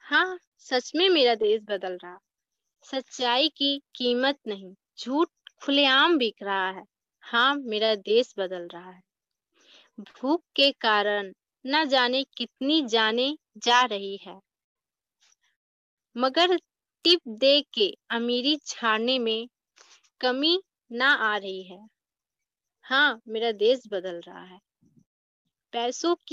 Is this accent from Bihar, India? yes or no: yes; Nawada, Bihar, India; मैं नवादा जिला से हूँ मैं बीएससी पार्ट वन की छात्रा हूँ